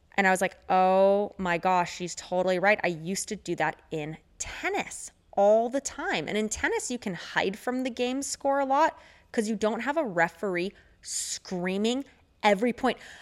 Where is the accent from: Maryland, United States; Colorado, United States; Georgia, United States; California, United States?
California, United States; Orange County; growing up in Orange County